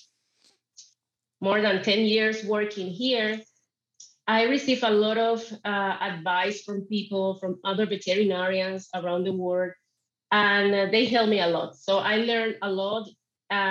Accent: Panama; I am from Panama

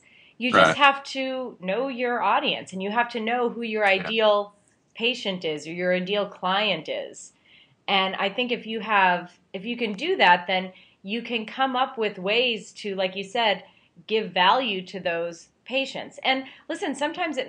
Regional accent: Pennsylvania, United States; I grew up in Pennsylvania, in a small town in Pennsylvania.

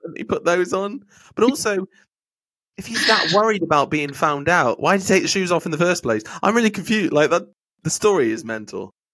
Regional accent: Wales, United Kingdom; moved away; also born or lived in Pembrokeshire; growing up in Wales

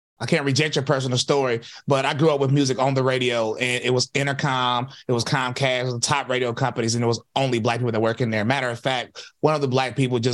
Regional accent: High Point, North Carolina, United States; I grew up in the Black community, High Point, North Carolina.

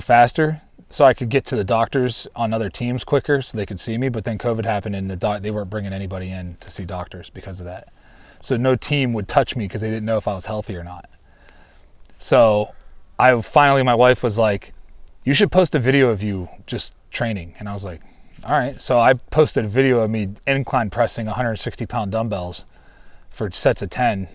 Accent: Ohio, United States; moved away; where I grew up in Ohio

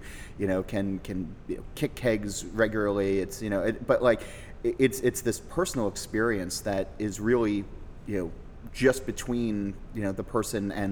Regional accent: United States; Born and raised in America.

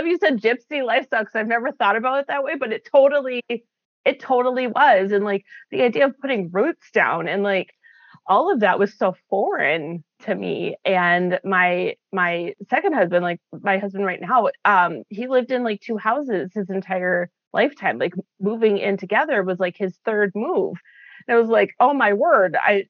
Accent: Midwest, United States; I've narrowed it down to I grew up in the Midwest. That's the easiest way to explain it is I grew up in the Midwest. We were all over, but Midwest has been home.

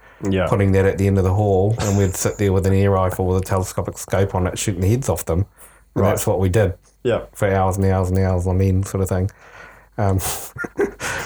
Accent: Hamilton, Waikato, New Zealand; I'm from the Tron

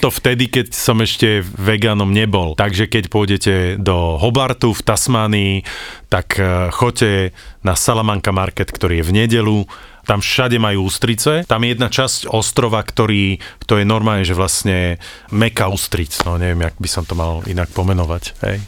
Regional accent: Slovakia; we are from Slovakia

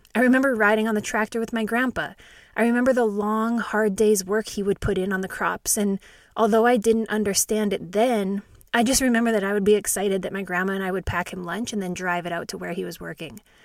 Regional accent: Saskatchewan, Canada; I'm actually really glad I grew up in Saskatchewan, Canada

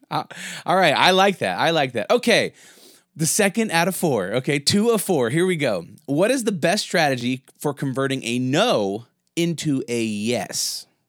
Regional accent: United States; I'm American

